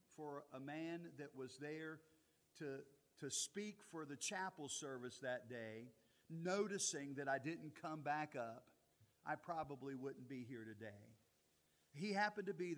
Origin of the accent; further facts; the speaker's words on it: Altavista or Lynchburg, Central Virginia, United States; I grew up in Central Virginia. Most of my life as a child growing up lived in Alta Vista or Lynchburg, Virginia, one of those two towns